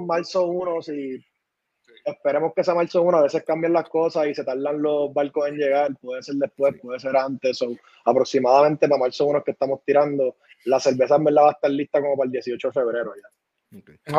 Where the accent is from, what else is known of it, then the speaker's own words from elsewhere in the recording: San Juan, Puerto Rico; moved away; also born or lived in North Carolina; somos de Santurce